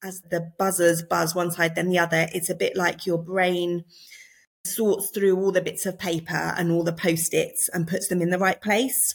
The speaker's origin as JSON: {"language": "English", "area": "Surrey", "region": "South East England", "country": "United Kingdom", "tie": "born or raised there", "moved": "as an adult", "lives_now": "Liverpool, United Kingdom", "said": "I'm not a Scouser, in case you can't tell from my accent. Um, I was born in Surrey"}